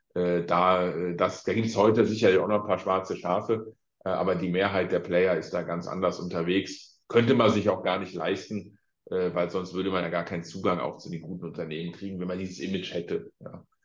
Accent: Ahr Valley, Rhineland-Palatinate, Germany; ich komme aus dem Ahrtal

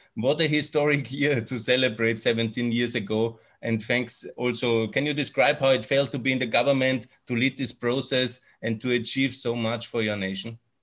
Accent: Austria; I'm from Austria

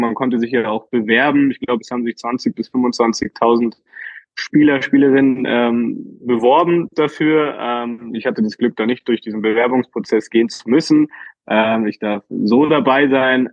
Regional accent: Berlin, Germany; ich als äh, Berliner Junge

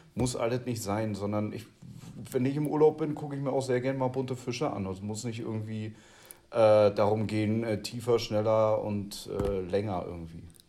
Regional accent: the East, East Germany, Germany; now in Bavaria, Germany; bei uns im Osten

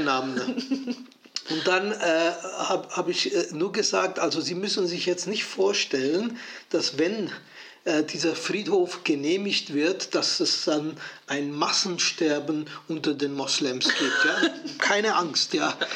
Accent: Switzerland; Ich bin Schweizer

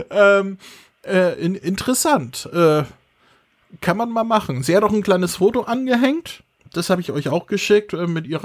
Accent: Germany; Ist ja deutsch. Wir sind ja Deutsche, ne? Da sagt man ja Jessica.

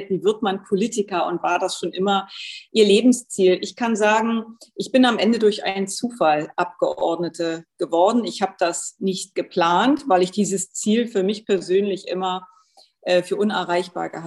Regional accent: Germany; Ich bin in der früheren DDR geboren und aufgewachsen.

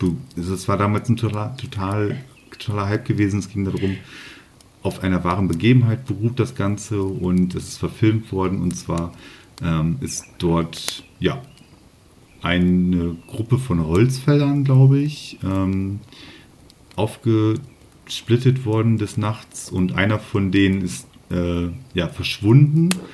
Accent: Northern Germany, Germany; Ich komme ja hier oben aus Norddeutschland

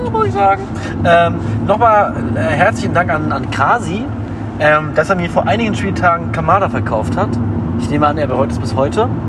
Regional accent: Berlin, Germany; Und, ich, ich bin Berliner.

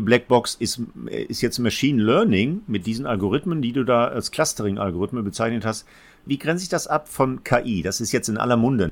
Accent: Essen, North Rhine-Westphalia, Germany; also born or lived in Gelsenkirchen; Als Essener Kind

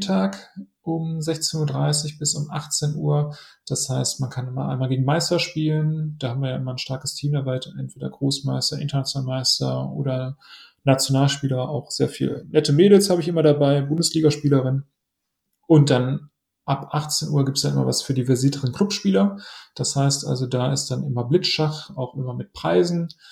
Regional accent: Essen, North Rhine-Westphalia, Germany; in meiner Heimatstadt in Essen

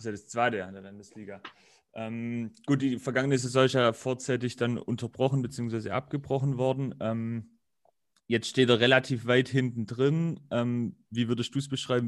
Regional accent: Rottenburg region, Baden-Württemberg, Germany; ich komme ja auch aus der Region

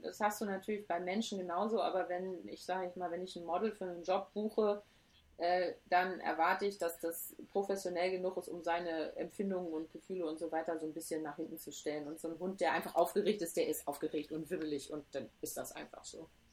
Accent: Hamburg, Germany; now in Cologne, Germany; ich bin gebürtige Hamburgerin und ich liebe Hamburg und ähm, das ist auch meine Heimat irgendwie

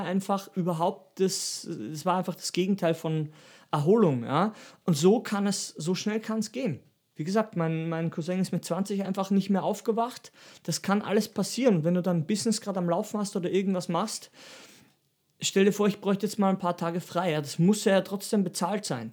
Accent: Styria, Austria; da wo ich herkomme, aus der Steiermark

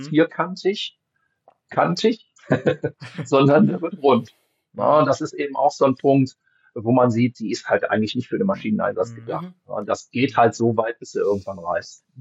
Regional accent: Wuppertal, North Rhine-Westphalia, Germany; ich komme aus dem Bergischen Land, ne, also ich bin aus Wuppertal

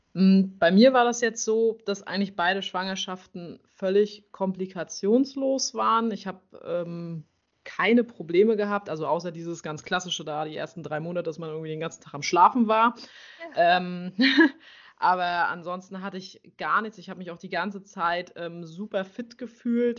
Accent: near Schwerin, Mecklenburg-Vorpommern, Germany; ich komme aus Mecklenburg-Vorpommern in der Nähe von Schwerin

